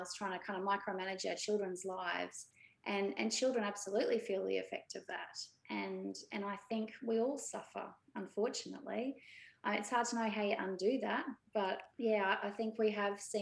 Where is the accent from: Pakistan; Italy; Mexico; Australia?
Australia; Brisbane, Queensland; I grew up in Brisbane and I'm one of six